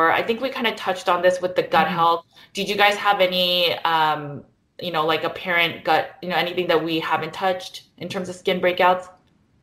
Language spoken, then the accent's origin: English; United States; I'm Korean American, so we always have kimchi.